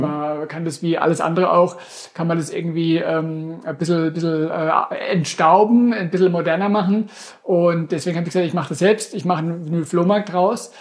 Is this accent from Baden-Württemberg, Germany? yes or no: yes; Durmersheim, Baden-Württemberg, Germany; ich bin ja aus Domersheim gebürtig, äh, vor Ort von Karlsruhe